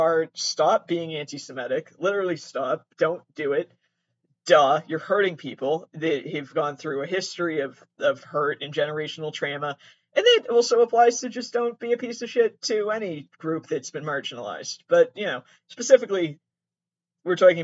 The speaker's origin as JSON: {"language": "English", "region": "Massachusetts", "country": "United States", "accent": "Boston Italian", "said": "I'm from Massachusetts"}